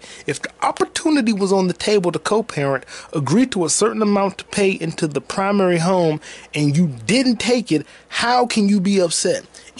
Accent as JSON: {"language": "English", "town": "Atlanta", "region": "Georgia", "country": "United States", "said": "Yeah, I'm from Atlanta. … where the players play."}